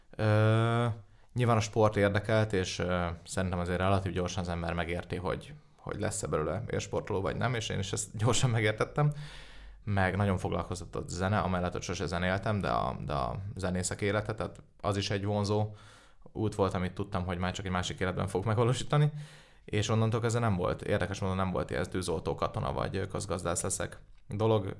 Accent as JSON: {"language": "Hungarian", "region": "Budapest", "country": "Hungary", "said": "én budapesti vagyok"}